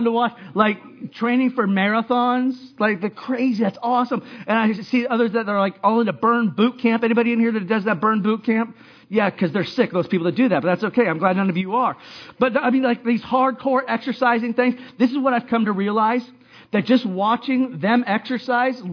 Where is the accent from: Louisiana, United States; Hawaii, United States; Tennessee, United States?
Hawaii, United States; I growing up in Hawaii